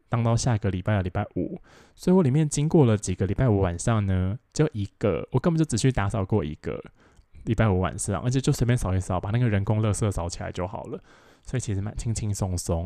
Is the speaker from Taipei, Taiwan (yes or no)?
no; Taoyuan, Taiwan; 我是桃园人嘛，然后桃园人，我就， 我们就在那个， 呃，桃园火车站站前面的那个远东百货门口集合